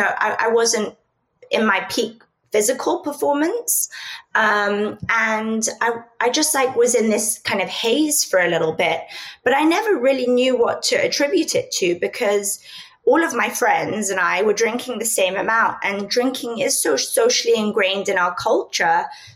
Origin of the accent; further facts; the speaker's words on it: London, United Kingdom; also born or lived in Spain; I'm from Europe, so I grew up between London and Spain.